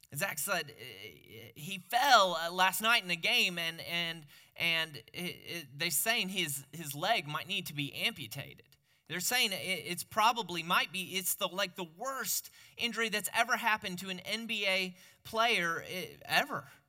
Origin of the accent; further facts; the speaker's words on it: Peoria, Illinois, United States; moved away; growing up in Peoria